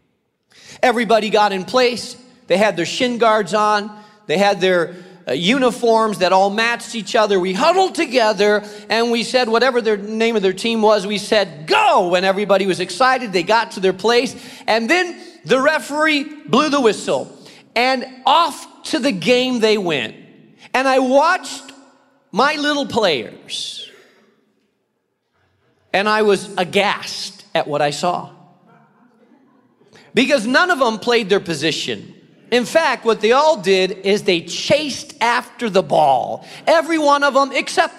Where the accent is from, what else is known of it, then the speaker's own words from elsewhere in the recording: Spain; moved away; I grew up in Spain